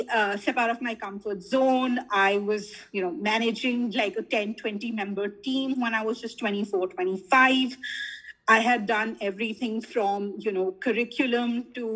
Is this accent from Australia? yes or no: no; Delhi, India; I grew up in South Delhi.